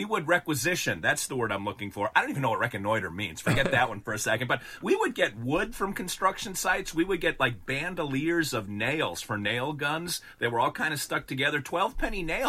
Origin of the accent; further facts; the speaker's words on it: Wisconsin, United States; I grew up in Wisconsin where we have tall, proud, strong trees everywhere and corn and cheese